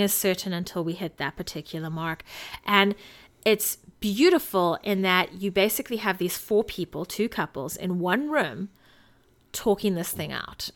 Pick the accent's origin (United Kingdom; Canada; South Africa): South Africa; I'm South African